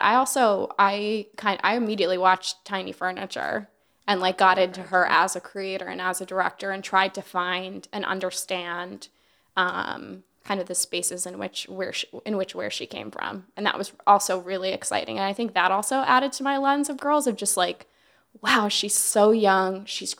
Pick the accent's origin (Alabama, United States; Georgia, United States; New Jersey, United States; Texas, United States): Alabama, United States; born there; also born or lived in Virginia / Hawaii; I've lived all over the United States. You know, I was born in Alabama, I lived in Virginia, I've lived in Hawaii.